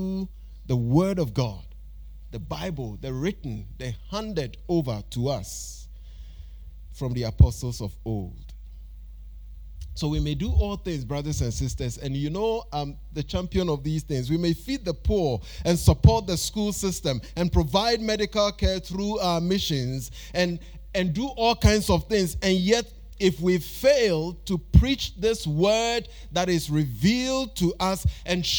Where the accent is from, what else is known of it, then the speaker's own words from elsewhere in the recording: Ghana; we have Ochenhine, Otumfuo, and all these titles we give to our chiefs and queens